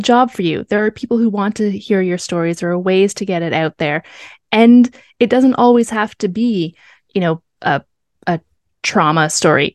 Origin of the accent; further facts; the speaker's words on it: Canada; we are Canadian